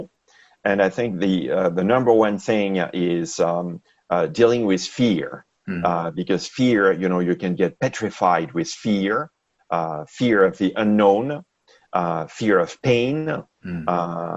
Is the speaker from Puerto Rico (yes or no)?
no; France; moved away as an adult; also born or lived in Seattle, Washington, United States; now in Bay Area, United States; I grew up in France, and I came to the U.S. for grad school in the mid-80s in Seattle, Washington, where I met my wife.